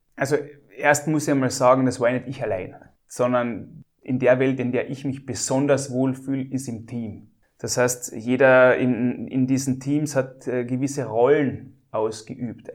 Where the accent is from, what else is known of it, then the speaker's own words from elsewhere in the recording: Klagenfurt, Carinthia, Austria; bei uns in Klagenfurt oder in Kärnten oder in Österreich oder in Europa